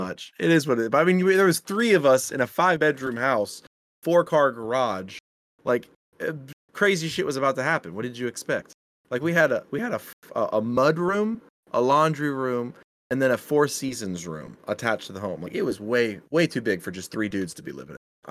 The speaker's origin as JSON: {"language": "English", "region": "Midwest", "country": "United States", "said": "I'm a Midwesterner"}